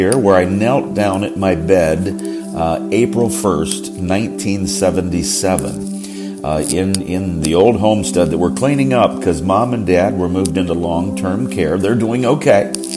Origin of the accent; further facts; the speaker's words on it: Johnstown, Pennsylvania, United States; moved away; the six-bedroom house I grew up in here in Johnstown, Pennsylvania